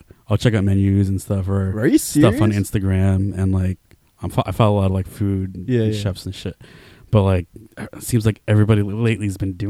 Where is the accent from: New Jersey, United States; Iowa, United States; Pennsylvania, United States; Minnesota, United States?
New Jersey, United States; born or raised there; now in Texas, United States